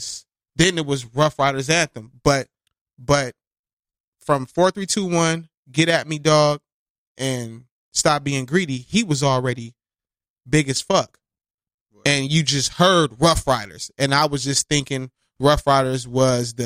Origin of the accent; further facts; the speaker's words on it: West Coast, United States; I'm from the West Coast too